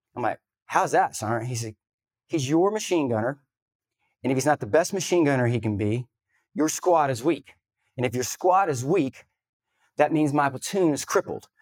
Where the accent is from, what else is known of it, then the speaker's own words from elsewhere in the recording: the South, United States; I grew up in the South